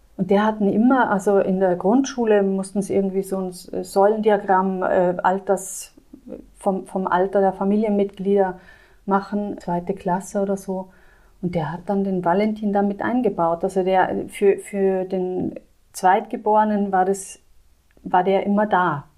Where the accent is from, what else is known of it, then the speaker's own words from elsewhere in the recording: South Tyrol, Trentino-Alto Adige, Italy; now in Landshut, Germany; Ich komme aus Südtirol